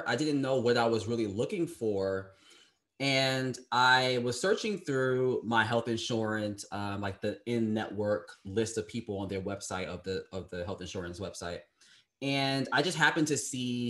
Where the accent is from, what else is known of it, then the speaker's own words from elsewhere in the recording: New York City, New York, United States; I was born in Brooklyn, New York on March 8th, 1989